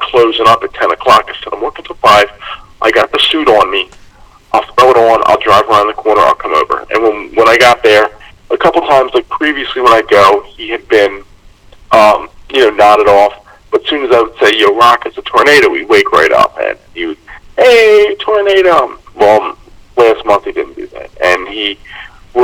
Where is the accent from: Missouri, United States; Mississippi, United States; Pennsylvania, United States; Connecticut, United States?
Pennsylvania, United States; Glenside; also born or lived in Harleysville, Pennsylvania; where I grew up in Glenside, and it's about 20-some minutes from where I live now in Harleysville